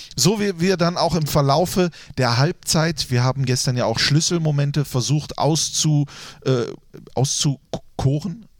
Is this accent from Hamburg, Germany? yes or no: no; Grevenbroich, North Rhine-Westphalia, Germany; habe ich einige Teile meiner Kindheit in Grevenbroich verbracht